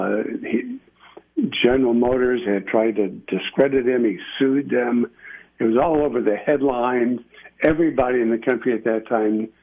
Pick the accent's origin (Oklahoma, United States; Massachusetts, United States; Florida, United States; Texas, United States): Texas, United States; El Paso; moved away as an adult; also born or lived in Austin / Washington, D.C.; we grew up in El Paso